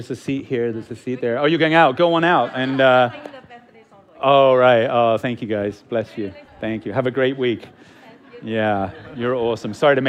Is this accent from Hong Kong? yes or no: yes; Hong Kong; also born or lived in England; I'm English, and he's a part of the English royal family, okay? But I grew up most of my time in Hong Kong, like I'm a pretty poor subject when it comes to being English, right?